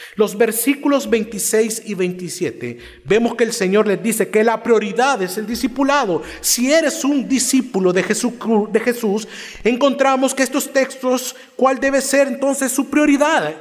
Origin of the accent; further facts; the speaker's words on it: Cojutepeque, Cuscatlán, El Salvador; Soy de Cojutepeque. es una ciudad fuera de San Salvador